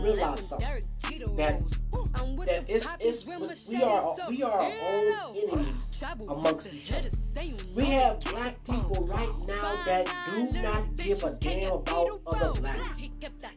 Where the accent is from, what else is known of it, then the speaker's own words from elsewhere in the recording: United States; I'm African American